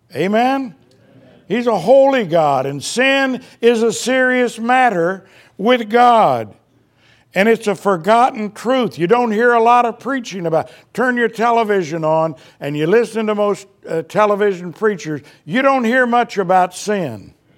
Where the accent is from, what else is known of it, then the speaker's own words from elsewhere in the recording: Indiana, United States; moved away; we grew up in Indiana